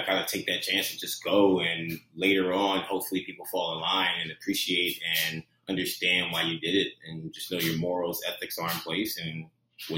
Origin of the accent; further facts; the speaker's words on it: Philadelphia, Pennsylvania, United States; moved away as an adult; also born or lived in Fairfax, Virginia; Then we moved to the Philadelphia area. So that's where I was born and raised, Philadelphia area